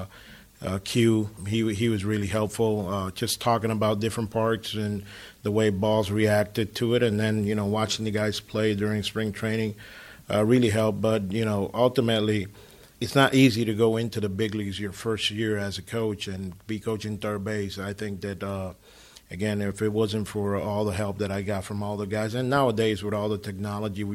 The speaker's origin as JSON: {"language": "English", "region": "San Pedro de Macorís", "country": "Dominican Republic", "tie": "born or raised there", "moved": "yes", "said": "I'm from San Pedro de Macorís"}